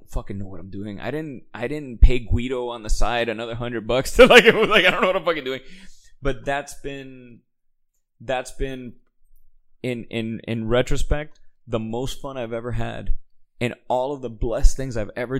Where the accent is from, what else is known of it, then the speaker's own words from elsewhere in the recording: Miami, Florida, United States; moved away; a kid from Miami, with the upbringing I had